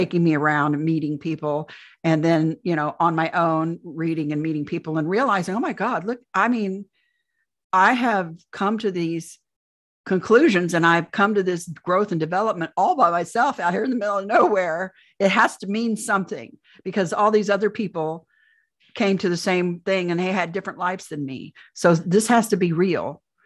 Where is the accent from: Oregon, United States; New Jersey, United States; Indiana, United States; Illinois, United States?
Indiana, United States; I'm from Indiana, Midwest girl, born and raised, never went anywhere else